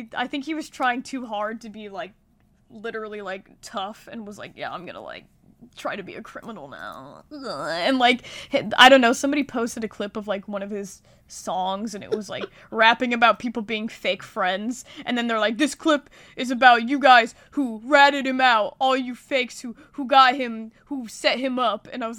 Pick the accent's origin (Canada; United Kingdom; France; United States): United Kingdom; I'm British.